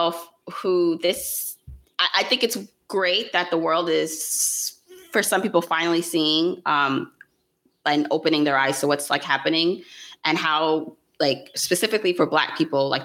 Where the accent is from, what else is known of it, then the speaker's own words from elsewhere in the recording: New York City, New York, United States; also born or lived in Jamaica; I was born in Jamaica, the island, raised in Brooklyn